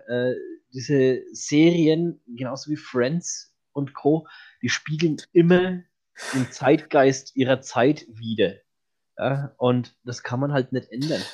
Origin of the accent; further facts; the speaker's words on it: Franconia, Bavaria, Germany; ich bin Franke